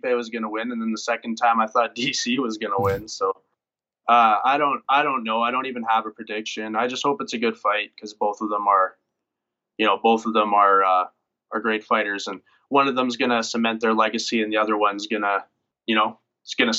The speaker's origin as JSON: {"language": "English", "town": "Bonnyville", "region": "Alberta", "country": "Canada", "tie": "born or raised there", "also_born_or_lived": "Edmonton", "moved": "yes", "said": "I want to represent my hometown really well. Bonneville, it's just a town of 7,000 where I grew up"}